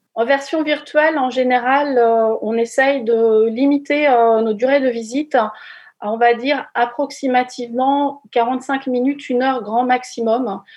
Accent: Normandy, France; quand on est normand

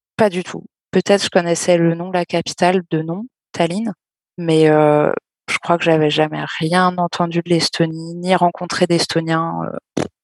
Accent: Caen, Normandy, France; je viens de Caen, j'ai toujours vécu euh, dans des villes

